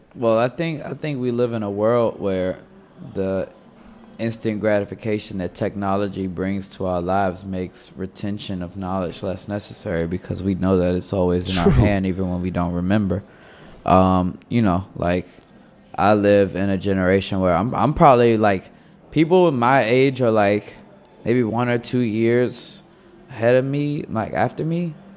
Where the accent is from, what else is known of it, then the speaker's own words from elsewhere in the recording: Washington, District of Columbia, United States; accent: DC; people ask me, "Oh, so you're from here?"